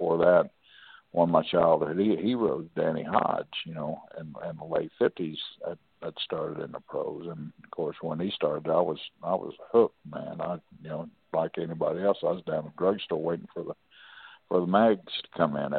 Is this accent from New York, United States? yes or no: yes; New York City, New York, United States; You know, I'm from New York City, blah, blah, blah.